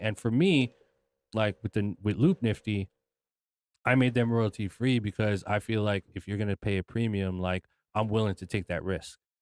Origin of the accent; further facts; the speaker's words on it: United States; I was born in America, but I'm Filipino